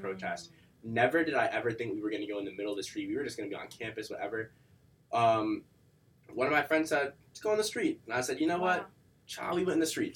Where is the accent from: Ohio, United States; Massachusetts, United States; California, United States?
Massachusetts, United States; Weymouth; also born or lived in Boston; I'm from Boston. Um, I lived in Boston for a little bit when I was younger, but I uh, mainly live in like a South Shore uh, suburb town.